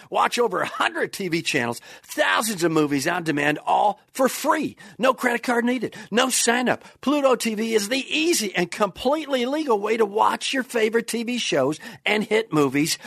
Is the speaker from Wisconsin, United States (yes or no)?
yes; Kenosha, Wisconsin, United States; They built those in my hometown, Kenosha, Wisconsin